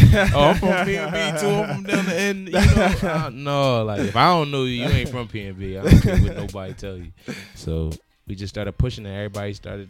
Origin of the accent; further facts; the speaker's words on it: Philadelphia, Pennsylvania, United States; I'm from Philly.